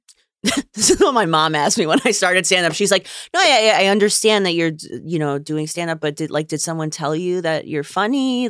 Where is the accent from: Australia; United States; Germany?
United States; I'm from here, I grew up here, I am very American